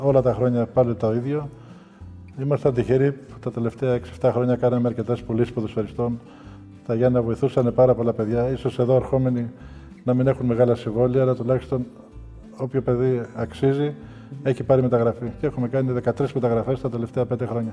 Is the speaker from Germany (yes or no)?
yes; 60 km outside Munich, Bavaria, Germany; moved away as an adult; also born or lived in United States; now in Greece; Εγώ μέναμε εκείνο το καιρό κάπου 60 χιλιόμετρα έξω από το Μόναχο. Ναι. Και καθημερινό από μικρό από τη Δευτέρα Δημοτικού έκανα αυτή το διαδρομή 60 χιλιομετρων